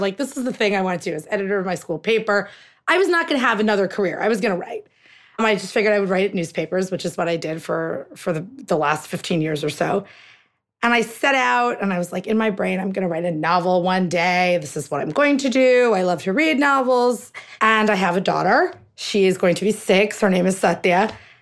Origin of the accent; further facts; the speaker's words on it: United States; we're American. We're Indian-Americans